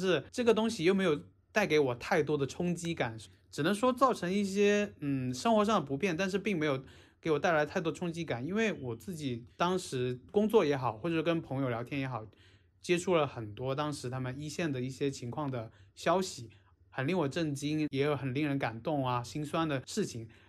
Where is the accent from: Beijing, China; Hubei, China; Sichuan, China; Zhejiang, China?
Hubei, China; 然后我过去的时候，他说你是哪个地方来的？我说我是湖北来的，保安直接就快从座位上跳起来的感觉